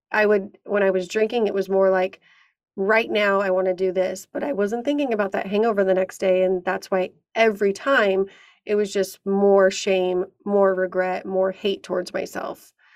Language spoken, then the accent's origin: English; San Diego, California, United States; we're both from San Diego